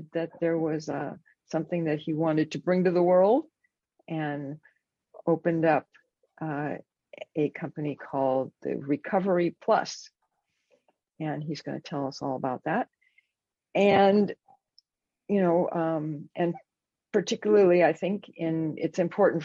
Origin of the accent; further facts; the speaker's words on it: Los Angeles, California, United States; now in Northern California, United States; I'm from Los Angeles. I grew up there, moved up to Northern California